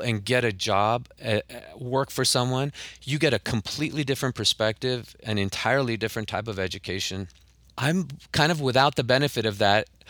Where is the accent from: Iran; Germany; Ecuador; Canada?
Iran; Tehran, Tehran Province; now in Los Angeles, United States; I grew up in Tehran, and then when we moved, uh, I, uh, we moved to L